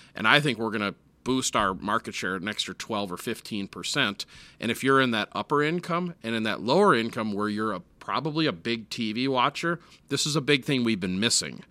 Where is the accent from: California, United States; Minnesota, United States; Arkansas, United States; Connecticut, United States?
Minnesota, United States; Minneapolis; I grew up in Minneapolis